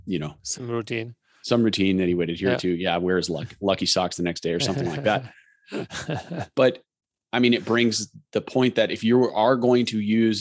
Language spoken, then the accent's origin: English; Colorado, United States; I grew up racing in Colorado